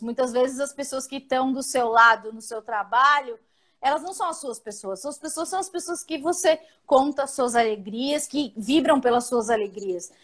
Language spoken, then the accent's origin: Portuguese; São Paulo, Brazil; Eu sou do Capão Redondo